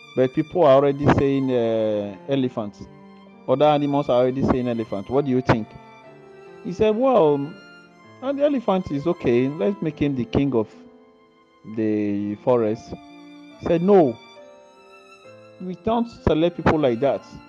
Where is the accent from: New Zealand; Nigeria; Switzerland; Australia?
Nigeria; now in Italy; I'm from Nigerian. Salute. But I live here in Italy